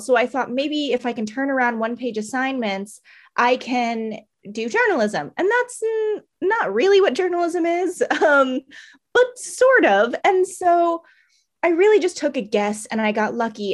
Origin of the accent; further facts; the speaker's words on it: Maryland, United States; moved away as an adult; now in Tampa, United States; I grew up in Maryland my whole life